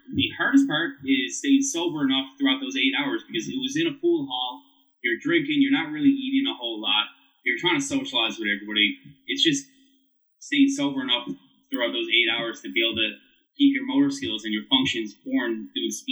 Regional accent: St. John's, Newfoundland and Labrador, Canada; I did grow up in St. John's, Newfoundland.

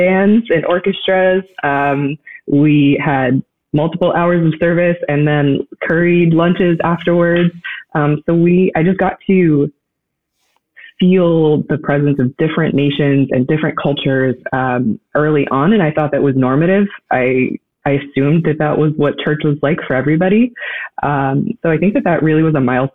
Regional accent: Florida, United States; moved away; I'm originally from Florida. And so I had the unique privilege growing up in a godly home

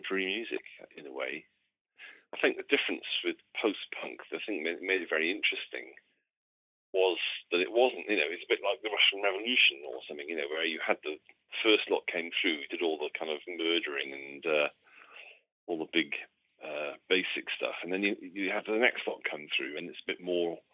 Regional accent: Cardiff, Wales, United Kingdom; born and raised in Cardiff

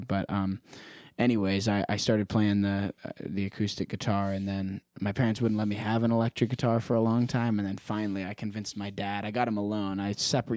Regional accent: Prescott, Arizona, United States; born and raised in Prescott, Arizona

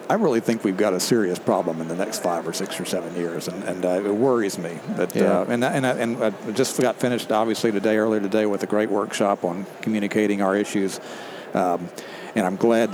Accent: the Texas coast, United States; I grew up on the Texas coast, good duck hunting

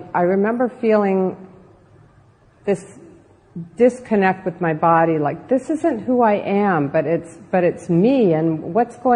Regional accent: Southern California, United States; I was raised in Southern California in a beach community

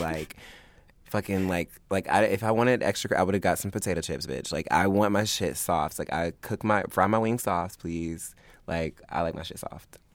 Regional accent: Augusta, United States; moved away; Augusta, which is what I consider my hometown. It's not where I was born, but that's where I grew up.

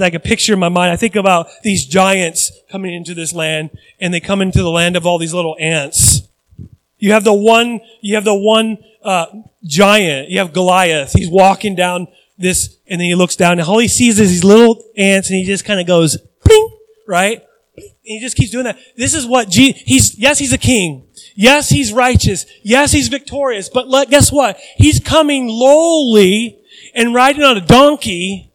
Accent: United States; I'm American

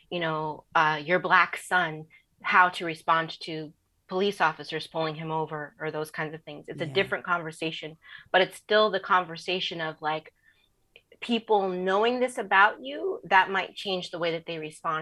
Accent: Southern California, United States; growing up in Southern California

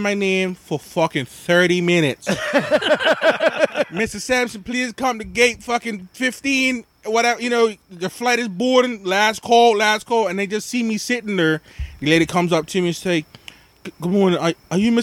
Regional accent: Bermuda; moved away as an adult; also born or lived in Rhode Island, United States / Massachusetts, United States; now in United States; I am originally from Bermuda. I've been in this country of the USA in Rhode Island and Massachusetts since 2009. I came here for school

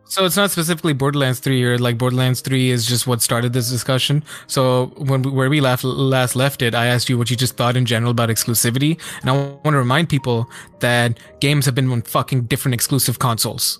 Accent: India; I'm Indian

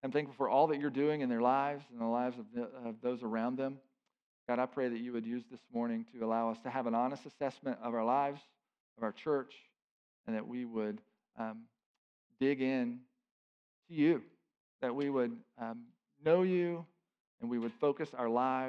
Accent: United States; for us as American believers in our context

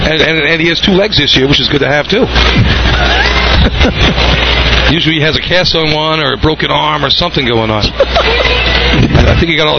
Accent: New Hampshire, United States; I grew up in New Hampshire.

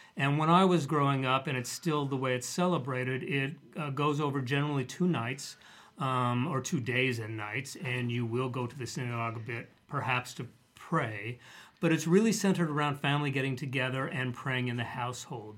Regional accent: Denver, Colorado, United States; the community where I grew up in Denver

